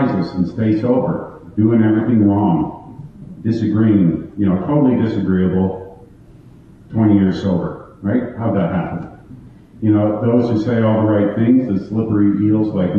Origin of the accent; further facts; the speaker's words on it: Toronto, Ontario, Canada; I am from Toronto